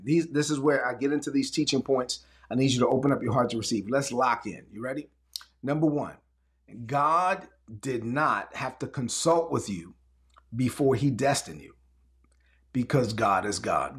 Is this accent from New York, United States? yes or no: yes; New York City, New York, United States; growing up in Brooklyn when I was a teenager in East New York, Brooklyn